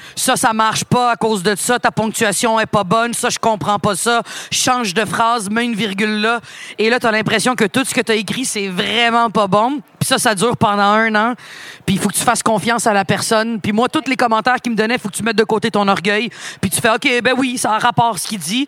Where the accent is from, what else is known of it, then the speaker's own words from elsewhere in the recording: Montreal, Quebec, Canada; also born or lived in Laval-Ouest; Puis j'ai déménagé de Montréal-Nord parce que mon beau-père voulait acheter une maison, puis c'était pas achetable il y a 20 ans en arrière